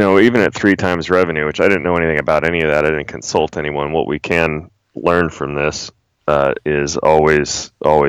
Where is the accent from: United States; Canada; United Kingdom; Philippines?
United States; Maryland; moved away as an adult; also born or lived in Spokane, Washington / North Idaho / Frostburg, Maryland / Utah; we moved to Maryland when I was 12, and that's basically where all my formative years took place